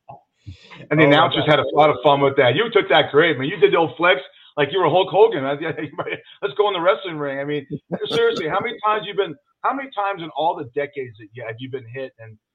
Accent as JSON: {"language": "English", "town": "Los Angeles", "region": "California", "country": "United States", "tie": "born or raised there", "said": "I grew up in Los Angeles, Joe, and you know, I'm 61"}